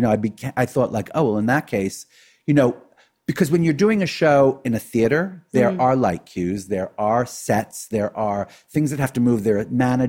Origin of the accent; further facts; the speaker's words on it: New York City, New York, United States; we grew up in Brooklyn, right? In an Orthodox Jewish community